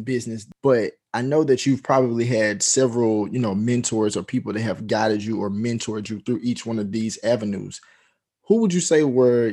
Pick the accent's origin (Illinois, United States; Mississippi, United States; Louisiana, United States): Mississippi, United States; Jackson; being a Mississippi native myself, but, you know, growing up in Jackson